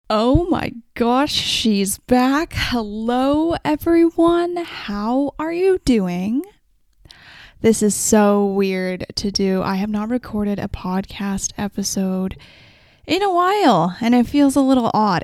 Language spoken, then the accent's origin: English; Vancouver, British Columbia, Canada; I'm also from Vancouver